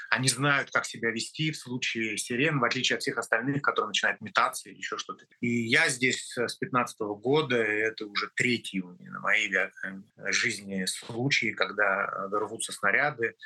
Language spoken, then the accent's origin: Russian; Russia; moved away as an adult; now in Israel; я россиянин, э, в анамнезе 53 года прожил в России, родился там, учился там